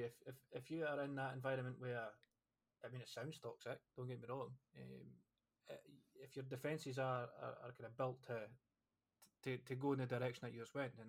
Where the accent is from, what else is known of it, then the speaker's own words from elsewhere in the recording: Scotland, United Kingdom; As a Scottish person